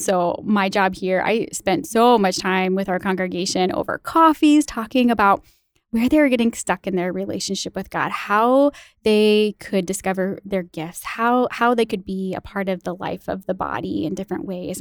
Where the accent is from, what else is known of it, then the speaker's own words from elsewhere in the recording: small town right outside Saint Louis, Illinois, United States; also born or lived in Missouri; now in Madison, United States; I am from Illinois